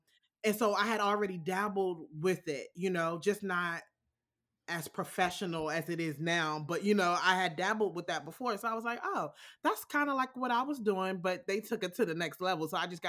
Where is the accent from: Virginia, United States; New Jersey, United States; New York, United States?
Virginia, United States; Alexandria; I am from Alexandria, Virginia. It's in the DC metro area. It's a small part of Virginia as compared to other parts. And it's almost city, but not quite. It's like a step away from being the city.